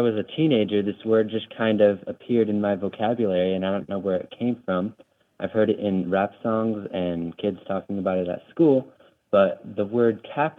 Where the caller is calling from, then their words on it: Nevada, United States; I'm calling you from Nevada